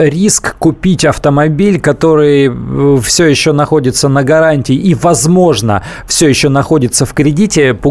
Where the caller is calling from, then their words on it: Chelyabinsk, Chelyabinsk Oblast, Russia; А, добрый день, Челябинск.